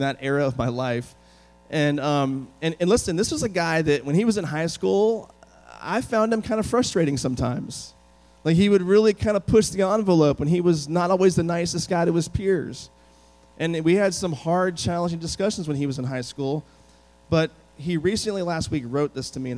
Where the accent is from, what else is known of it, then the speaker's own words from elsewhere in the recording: United States; now in Texas, United States; I grew up like an hour from the city, and I grew up in the sticks, in the middle of nowhere